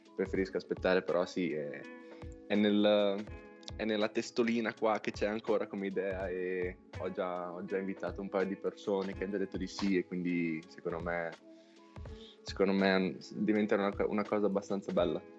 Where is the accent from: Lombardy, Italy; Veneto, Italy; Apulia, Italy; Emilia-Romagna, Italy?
Emilia-Romagna, Italy; Castel Maggiore; born or raised there; moved away as an adult; now in United States